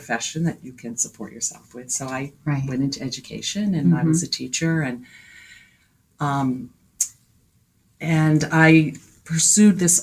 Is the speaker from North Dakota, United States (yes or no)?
no; Barre, Vermont, United States; I grew up in Barrie, Vermont